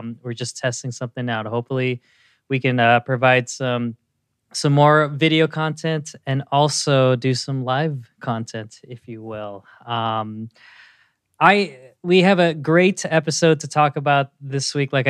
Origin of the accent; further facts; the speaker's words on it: Marin, California, United States; I grew up in Marin, which is a not that many Asian cuisine spots over there